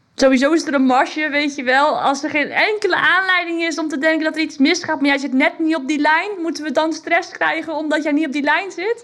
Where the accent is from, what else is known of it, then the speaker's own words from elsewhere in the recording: Netherlands; ik als Hollandse vrouw